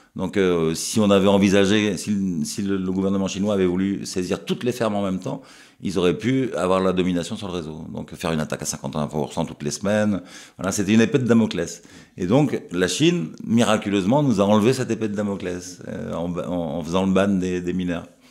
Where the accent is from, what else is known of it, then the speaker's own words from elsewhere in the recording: France; chez nous en France